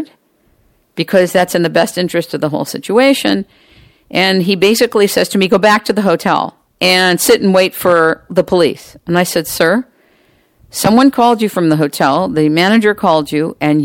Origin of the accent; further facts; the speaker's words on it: United States; I'm American